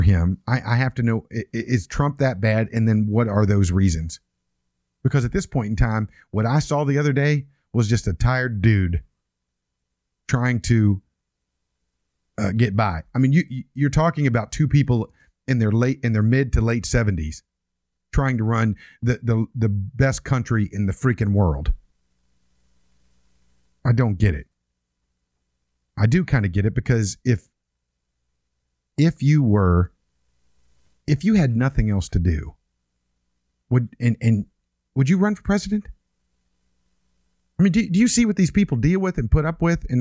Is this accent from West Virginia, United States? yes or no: yes; West Virginia, United States; I was born in West Virginia.